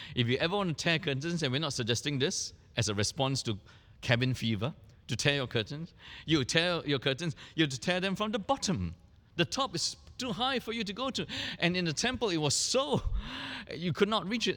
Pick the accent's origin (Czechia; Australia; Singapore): Singapore